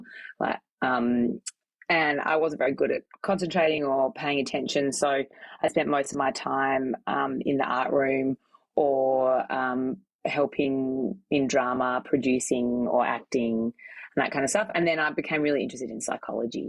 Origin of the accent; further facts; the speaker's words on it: Melbourne, Victoria, Australia; I grew up in Melbourne, in Victoria, in the inner city.